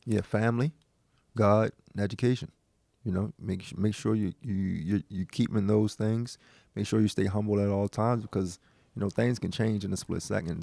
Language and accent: English; Baltimore, Maryland, United States; born and raised in West Baltimore